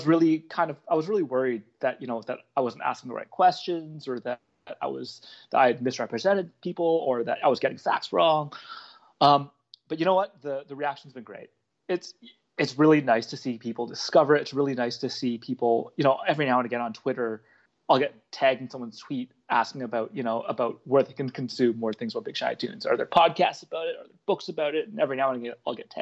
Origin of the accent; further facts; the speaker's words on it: Toronto, Ontario, Canada; also born or lived in Montreal / Halifax / Calgary; I lived in Montreal, lived in Halifax, I lived in Calgary, and, you know, I'm from Toronto